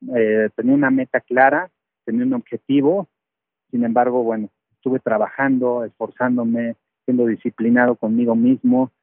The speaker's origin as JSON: {"language": "Spanish", "region": "Mexico City", "country": "Mexico", "also_born_or_lived": "Puebla / Texas, United States", "moved": "as an adult", "said": "yo soy de la Ciudad de México, me voy a vivir a Puebla"}